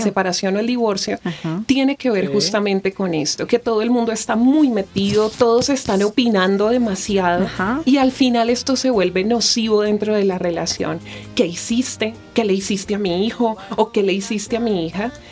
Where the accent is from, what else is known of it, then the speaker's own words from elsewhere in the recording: Bogotá, Colombia; yo soy nacida aquí en Bogotá, Colombia